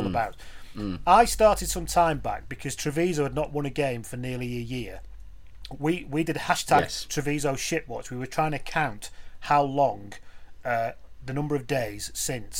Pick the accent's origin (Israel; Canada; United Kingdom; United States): United Kingdom; England; now in Wales, United Kingdom; Living in Wales, and as an Englishman looking